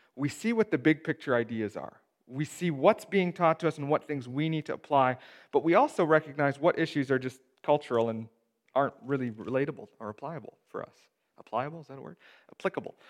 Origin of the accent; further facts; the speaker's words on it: Steinbach, Manitoba, Canada; I grew up in Steinbach